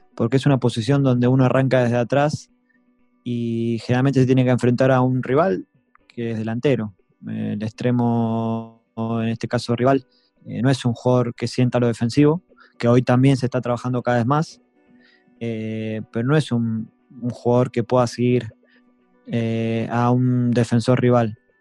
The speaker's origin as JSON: {"language": "Spanish", "country": "Argentina", "moved": "yes", "lives_now": "Netherlands", "said": "sos argentino"}